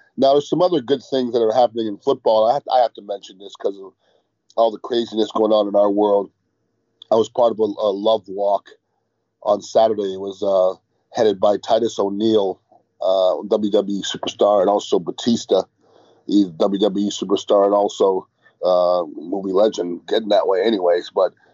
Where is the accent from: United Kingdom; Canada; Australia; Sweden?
Canada; Montreal, Quebec; I'm from far from Mississippi. I'm from Montreal, Canada.